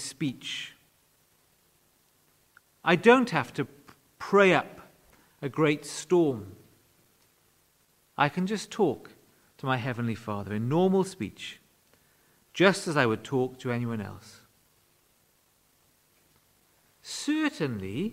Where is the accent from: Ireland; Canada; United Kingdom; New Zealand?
United Kingdom; Wales; When I was growing up in Wales, prayer was a very significant part of church life